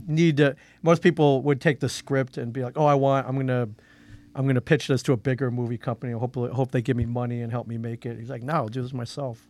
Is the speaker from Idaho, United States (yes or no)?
no; Euclid, Ohio, United States; moved away; also born or lived in New Jersey; I was born in Euclid, Ohio, which is a suburb of Cleveland